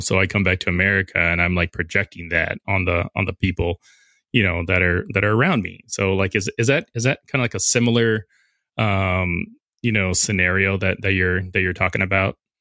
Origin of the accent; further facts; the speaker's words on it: Southern California, United States; I'm originally from Southern California